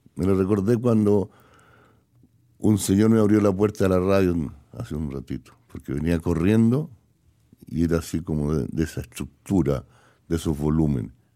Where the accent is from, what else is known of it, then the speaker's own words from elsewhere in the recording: Chile; moved away as an adult; Yo estaba en mi país por mi voluntad y estaba desafiando todos los poderes que me expulsaron de mi tierra